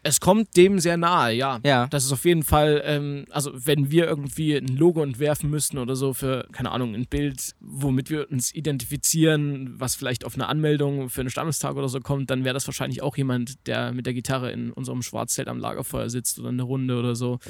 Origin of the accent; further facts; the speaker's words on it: Naunhof, Saxony, Germany; now in Chemnitz, Germany; Ich komme aus Naunhof ursprünglich, das ist bei Leipzig